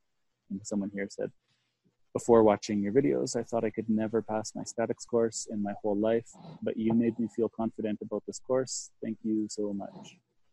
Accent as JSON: {"language": "English", "country": "Canada", "said": "I'm from Canada"}